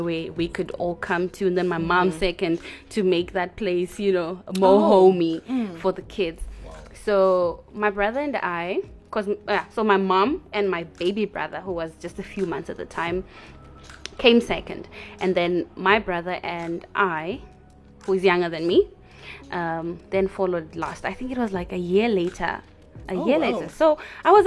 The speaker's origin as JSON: {"language": "English", "country": "Zimbabwe", "moved": "yes", "lives_now": "South Africa", "said": "we are all Zimbabweans here"}